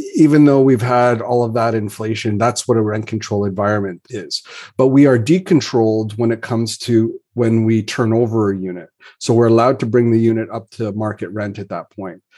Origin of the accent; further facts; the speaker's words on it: Canada; as a Canadian